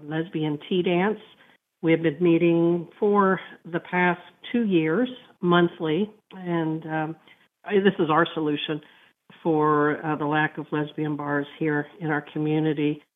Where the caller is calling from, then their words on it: Louisville, Kentucky, United States; I'm calling from Louisville, Kentucky